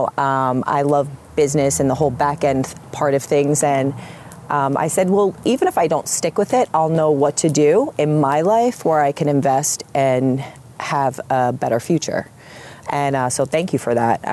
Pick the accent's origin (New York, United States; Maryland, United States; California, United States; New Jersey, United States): New Jersey, United States; Point Pleasant; I grew up in Point Pleasant Borough